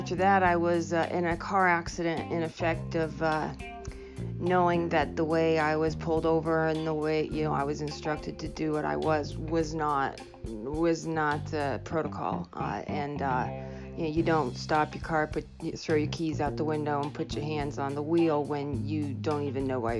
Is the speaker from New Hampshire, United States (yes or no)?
yes; New Hampshire, United States; also born or lived in Ohio; I grew up in New Hampshire, and I went to school out in Ohio and went back out there to get my master's, and then moved back here, Portsmouth area.